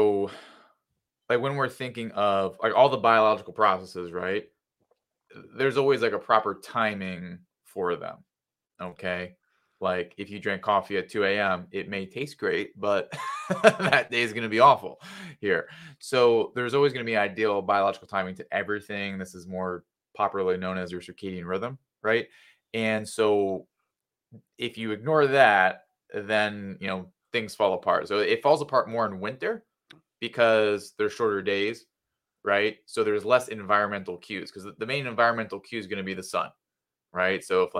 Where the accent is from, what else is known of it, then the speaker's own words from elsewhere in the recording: New Jersey, United States; So I'm originally from New Jersey. I've made it out of there.